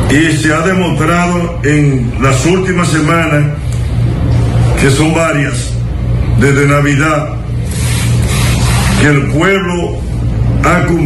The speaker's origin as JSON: {"language": "Spanish", "town": "San Francisco de Macorís", "region": "Duarte", "country": "Dominican Republic", "said": "Una porque soy de San Francisco de Macorís y otra porque estoy eh, soy parte de Santiago"}